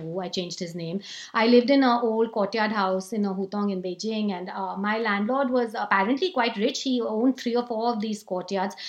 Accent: India; I'm better off as an Indian

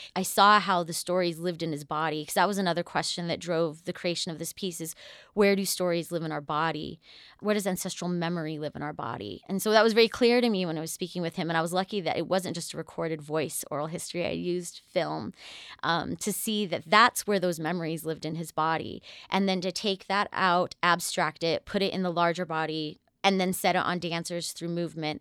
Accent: New Mexico, United States; I am a 23rd generation Nuevo Mexicana, so I'm someone from New Mexico

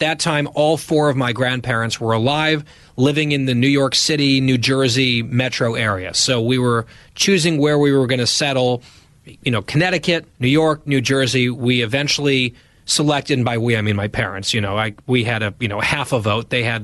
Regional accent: Dhahran, Eastern Province, Saudi Arabia; born there; I was born March 1985. I was born in Saudi Arabia, in Dahran, Saudi Arabia. My dad was working over there.

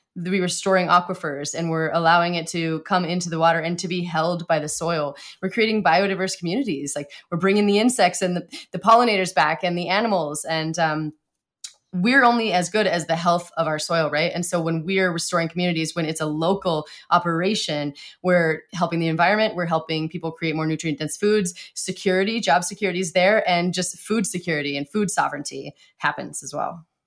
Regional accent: Montana, United States; I grew up in Montana

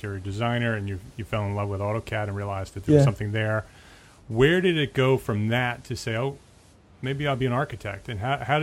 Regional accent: Paramus, New Jersey, United States; I grew up in Paramus.

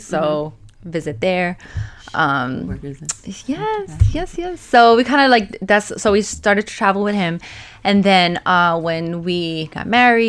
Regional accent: New York, United States; moved away as an adult; also born or lived in Pennsylvania / Australia; I'm from New York, but I lived in Pennsylvania at the time for many years.

